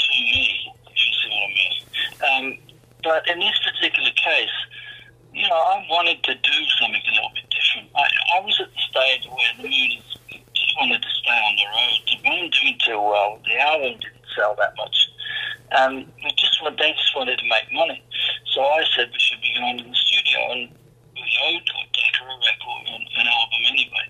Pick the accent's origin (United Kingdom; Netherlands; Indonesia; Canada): United Kingdom; Birmingham, West Midlands; moved away as an adult; also born or lived in London; Birmingham, my hometown.